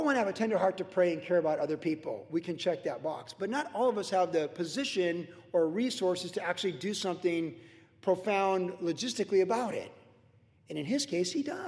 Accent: United States; We are a land of opportunity, and we're blessed

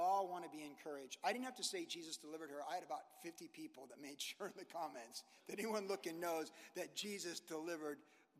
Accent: Carlsbad, California, United States; growing up in Carlsbad

